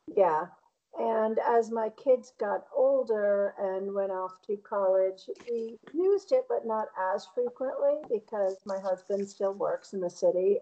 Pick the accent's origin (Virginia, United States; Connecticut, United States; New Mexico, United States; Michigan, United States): Connecticut, United States; Bristol; also born or lived in Boston area; now in Boston, United States; I grew up outside of Hartford